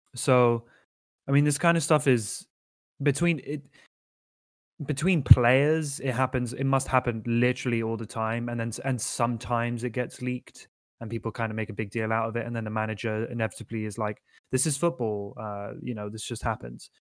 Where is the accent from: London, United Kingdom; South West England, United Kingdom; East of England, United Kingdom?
London, United Kingdom; also born or lived in Nottingham; born in Nottingham, but I, I lived in London as, like, a functioning human child rather than as a baby